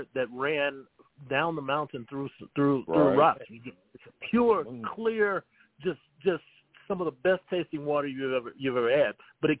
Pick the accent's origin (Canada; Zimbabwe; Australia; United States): United States; Bluefield, Virginia; also born or lived in Gary, West Virginia; I remember as a young kid growing up in Bluefield, Virginia, I remember, you know, we were originally from Gary, but we moved to Bluefield, Virginia.